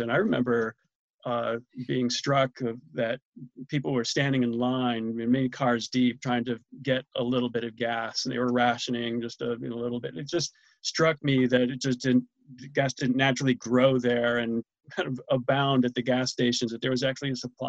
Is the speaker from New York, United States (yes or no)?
yes; New York, United States; From Central New York, Ithaca, Gorham, Corning, Syracuse.